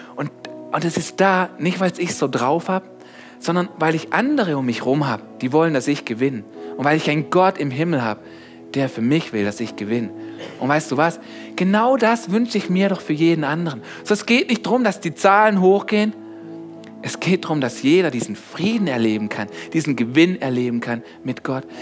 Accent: Germany; ich bin hier aufgewachsen, ich bin Deutscher, einfach nur ein Deutscher

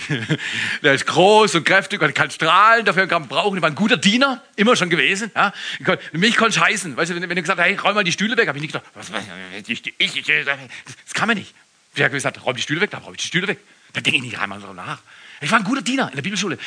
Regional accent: Freiburg im Breisgau, Baden-Württemberg, Germany; now in Todtmoos, Germany; Als Freiburger

